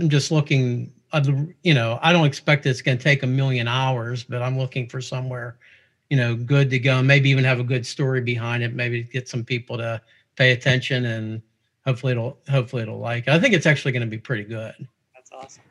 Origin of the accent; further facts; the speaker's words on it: Pittsburgh, Pennsylvania, United States; I'm a local guy here. Obviously, you could tell from my accent. I'm here originally from Pittsburgh